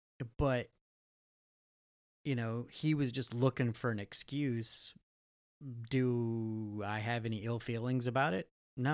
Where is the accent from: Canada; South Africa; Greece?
Canada; growing up in South Canada, we'll call it